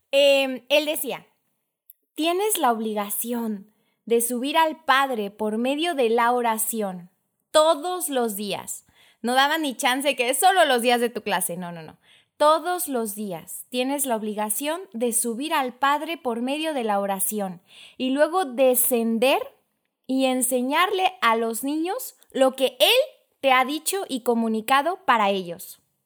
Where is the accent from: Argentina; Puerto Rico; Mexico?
Mexico; Tuxtla Gutiérrez, Chiapas; soy de Tuxtla Gutiérrez, Chiapas